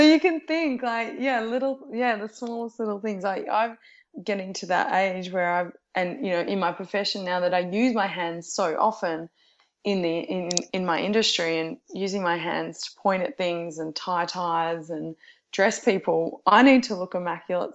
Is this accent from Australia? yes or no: yes; Geelong, Victoria, Australia; now in Melbourne, Australia; I'm originally from Geelong